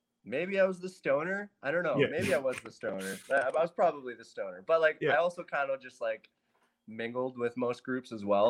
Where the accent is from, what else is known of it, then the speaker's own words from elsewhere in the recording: Burns Lake, British Columbia, Canada; also born or lived in Switzerland; Dual citizenship. It's great stuff. But I grew up in a little place called Burns Lake, BC. Yeah, very small, 3,000 people, maybe like 10,000 surrounding area.